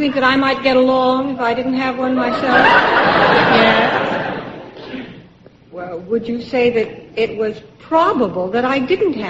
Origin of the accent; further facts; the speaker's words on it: Katonah, New York, United States; I'm from Katona, New York.